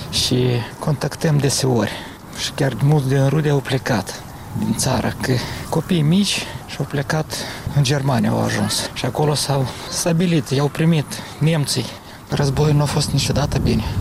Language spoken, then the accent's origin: Romanian; Moldova; Nu, eu sunt uh, într Moldova, adică rămân în Moldova orice ar fi. Moldova e țara mea natală, sunt gata să lupt pentru ea.